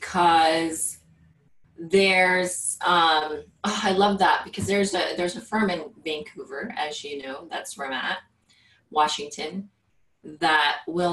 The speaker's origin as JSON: {"language": "English", "country": "Philippines", "second_language": "English", "moved": "yes", "said": "I literally just have my clothes, and weren't even, like, good clothes when I came from the Philippines."}